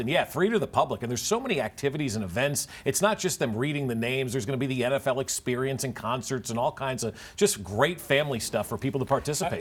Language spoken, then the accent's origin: English; United States; now in Kansas City, United States; I grew up outside of New York City and New Jersey